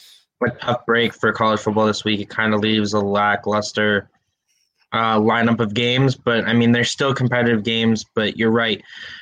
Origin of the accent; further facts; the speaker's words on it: Boston, Massachusetts, United States; I'm from Boston.